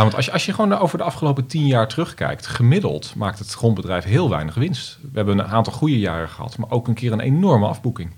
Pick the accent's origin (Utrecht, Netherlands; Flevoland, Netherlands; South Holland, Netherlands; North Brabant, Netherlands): Flevoland, Netherlands; Almere; als Almeerders